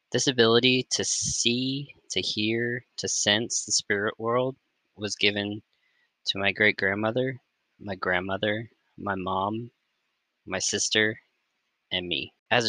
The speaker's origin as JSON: {"language": "English", "region": "the South", "country": "United States", "tie": "born or raised there", "said": "We grew up in the South, which comes with a whole lot of superstition passed down between generations."}